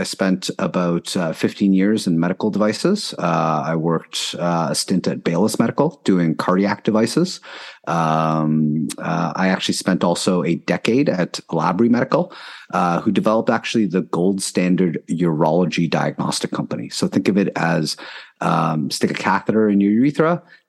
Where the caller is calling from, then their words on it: Toronto, Ontario, Canada; Toronto, Ontario.